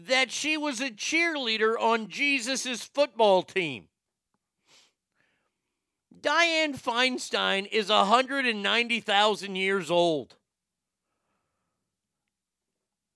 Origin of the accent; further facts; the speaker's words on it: United States; an American